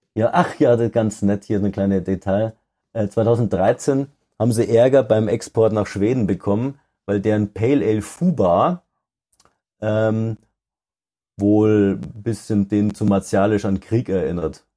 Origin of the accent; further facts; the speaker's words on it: Denkendorf, Bavaria, Germany; aus der Ecke Ingolstadt. Also ein bisschen nördlicher, so Denkendorf